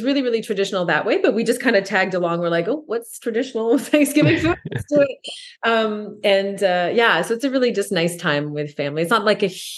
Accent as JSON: {"language": "English", "country": "Canada", "said": "I'm French Canadian"}